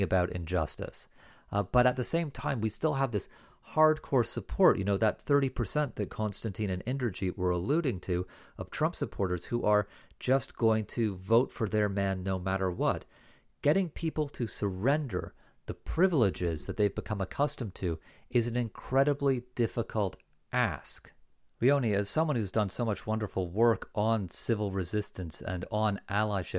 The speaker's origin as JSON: {"language": "English", "country": "Canada", "said": "I'm a Canadian, not an American."}